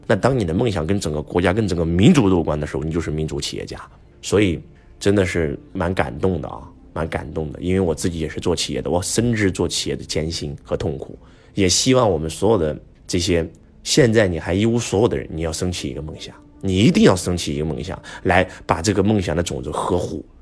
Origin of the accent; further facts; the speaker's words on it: China; 我们中国人